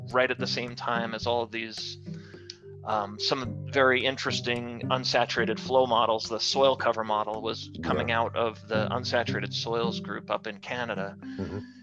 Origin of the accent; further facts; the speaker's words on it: Long Island, New York, United States; moved away as an adult; also born or lived in Colorado; I was born and raised in New York, and um, grew up on Long Island, and then headed west to go to the Colorado School of Mines